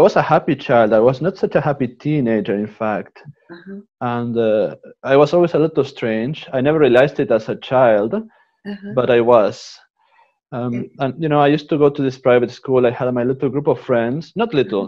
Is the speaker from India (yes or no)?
no; Uruguay; English is a second language; also born or lived in Canada / Italy; now in Assisi, Italy; I was born in Uruguay